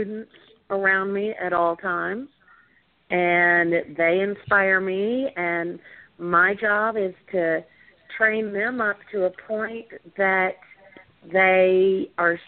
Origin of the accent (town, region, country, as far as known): Louisiana, United States; now in Austin, United States